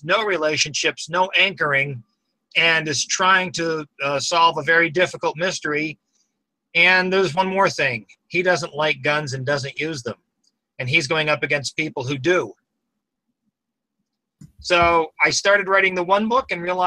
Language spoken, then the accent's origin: English; Maine, United States; I grew up in Maine